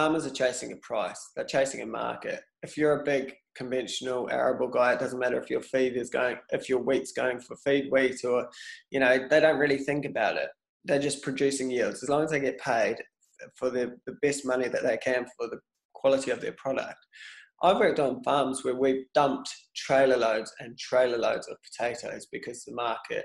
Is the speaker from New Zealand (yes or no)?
yes; New Zealand; now in United Kingdom; I can come into this as a New Zealander